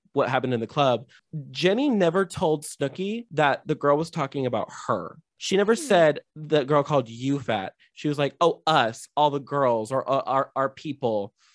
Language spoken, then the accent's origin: English; West Coast, near Los Angeles, California, United States; I grew up on the West Coast and near Los Angeles